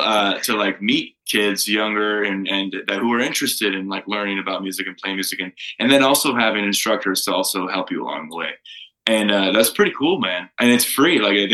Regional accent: Toledo, Ohio, United States; moved away as an adult; now in Arizona, United States; I grew up in Toledo, just south of Detroit.

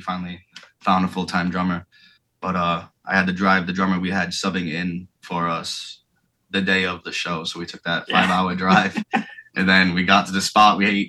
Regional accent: Florida, United States; I've been in some pretty sketchy places growing up in Florida.

